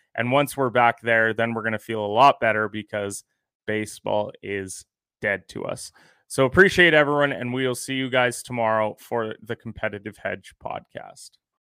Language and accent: English; Canada; I'm a Canadian